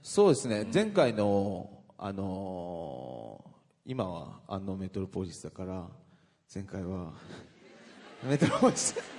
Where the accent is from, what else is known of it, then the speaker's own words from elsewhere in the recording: Misawa, Aomori, Japan; moved away; 僕の地元